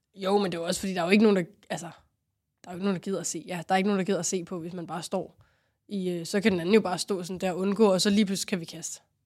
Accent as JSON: {"language": "Danish", "town": "Rungsted", "region": "Capital Region of Denmark", "country": "Denmark", "tie": "born or raised there", "said": "i Rungsted, hvor jeg voksede op"}